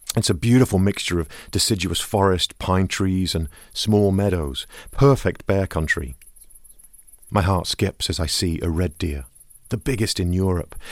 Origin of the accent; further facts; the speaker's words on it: Pacific Northwest, United States; I'm from the Pacific Northwest